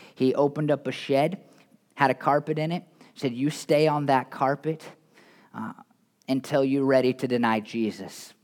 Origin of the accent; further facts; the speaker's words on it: United States; I'm an American. I'm a fairly patriotic American